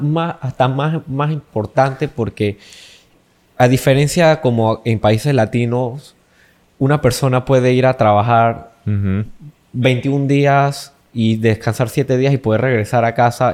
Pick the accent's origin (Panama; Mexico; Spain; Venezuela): Panama; nosotros aquí en Panamá por lo menos somos un país latino